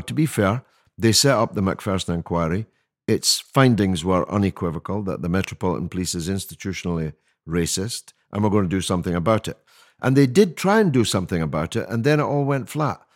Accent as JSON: {"language": "English", "region": "Scotland", "country": "United Kingdom", "moved": "yes", "lives_now": "London, United Kingdom", "said": "I speak as a Scotsman"}